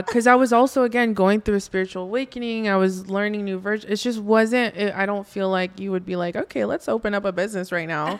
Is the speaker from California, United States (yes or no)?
yes; Oxnard, California, United States; I grew up in Oxnard, California